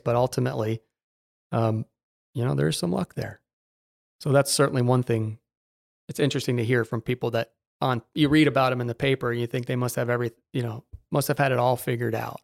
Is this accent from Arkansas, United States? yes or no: no; Naples, Florida, United States; also born or lived in Jacksonville; growing up here